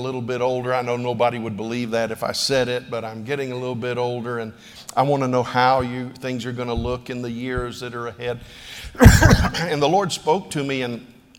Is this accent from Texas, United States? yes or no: no; Pensacola, Florida, United States; moved away; I went to my hometown for vacation a few days ago